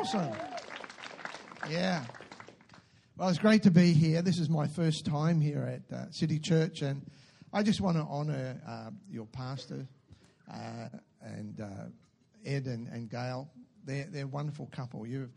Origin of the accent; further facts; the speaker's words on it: Newcastle, New South Wales, Australia; moved away as an adult; also born or lived in Lower Hutt, Wellington, New Zealand; I was born in Newcastle in New South Wales